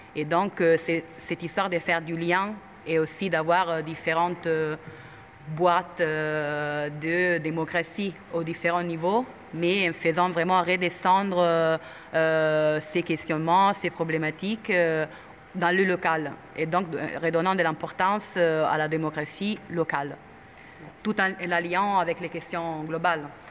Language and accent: French; Italy; French is a second language; moved away; je suis italienne